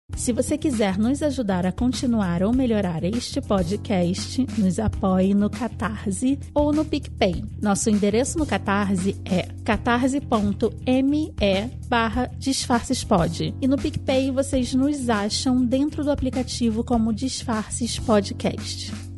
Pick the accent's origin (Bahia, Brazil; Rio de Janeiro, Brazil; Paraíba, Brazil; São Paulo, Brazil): Rio de Janeiro, Brazil; Eu sou do Rio de Janeiro, eu voto no Rio de Janeiro